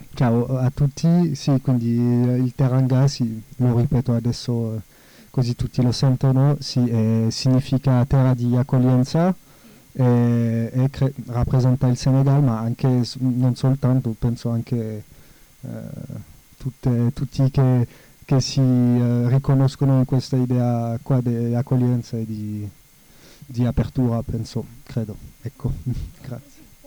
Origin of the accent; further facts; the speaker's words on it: France; Italian is a second language; now in Italy; essendo francese, prima di arrivare in Italia